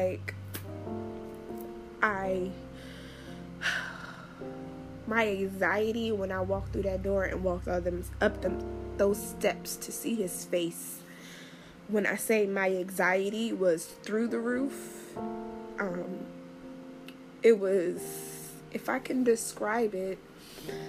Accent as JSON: {"language": "English", "town": "Washington", "region": "District of Columbia", "country": "United States", "tie": "born or raised there", "also_born_or_lived": "Florida", "moved": "yes", "said": "my hometown of Washington, D.C."}